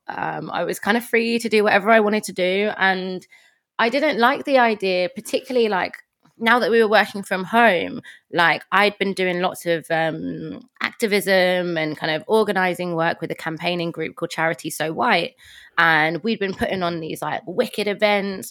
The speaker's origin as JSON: {"language": "English", "region": "London", "country": "United Kingdom", "moved": "as an adult", "lives_now": "Manchester, United Kingdom", "said": "So, I am from London. Um, I'm from Tottenham originally, but I live in Manchester."}